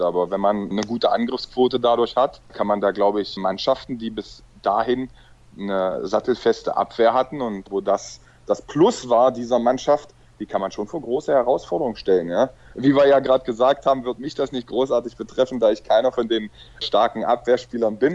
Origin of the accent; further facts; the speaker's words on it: Magdeburg, Saxony-Anhalt, Germany; moved away; also born or lived in Balingen / Hannover; Magdeburg ist meine Geburtsstadt, meine Heimatstadt